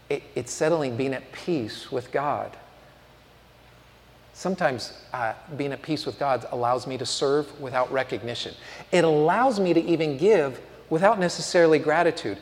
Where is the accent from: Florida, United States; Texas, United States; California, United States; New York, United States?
California, United States; San Francisco; moved away as an adult; also born or lived in Tuscaloosa, Alabama; growing up in San Francisco